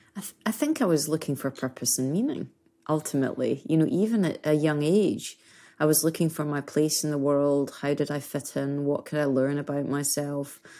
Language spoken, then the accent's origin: English; Scotland, United Kingdom; moved away; being Scottish, being British